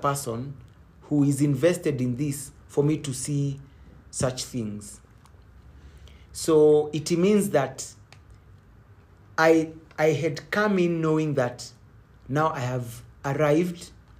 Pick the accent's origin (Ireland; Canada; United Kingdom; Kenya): Kenya; I come from Kikuyu, one Modhuri